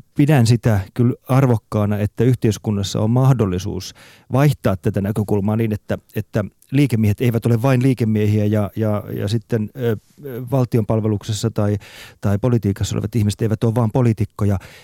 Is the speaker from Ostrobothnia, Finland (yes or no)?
yes; Ostrobothnia, Finland; moved away; also born or lived in Central Europe; Mä olen kotoisin Pohjanmaalta alun perin